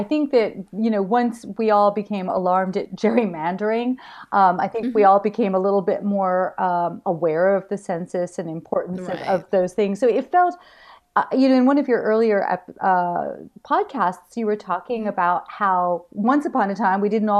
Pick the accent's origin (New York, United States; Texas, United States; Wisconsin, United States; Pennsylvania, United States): New York, United States; You know, it's I come from New York